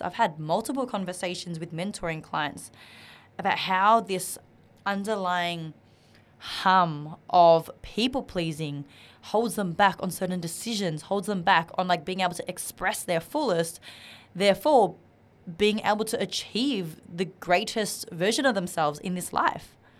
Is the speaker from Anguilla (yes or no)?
no; Australia; English is a second language; I was a, an Asian Australian growing up in Australia. I didn't know how to speak English properly